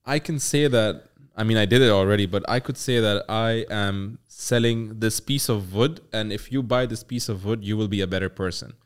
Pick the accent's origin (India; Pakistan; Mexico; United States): Pakistan; I'm from Pakistan